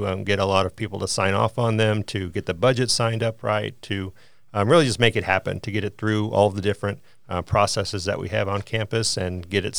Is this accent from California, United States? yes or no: no; Harrisonville, Missouri, United States; So I came to school from Harrisonville, Missouri, and I was involved in the arts heavily